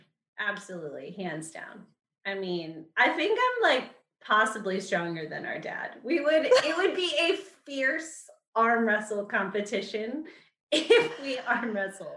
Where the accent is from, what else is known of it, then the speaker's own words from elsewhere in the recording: Guam; We grew up in Guam. So that just set us apart to begin with.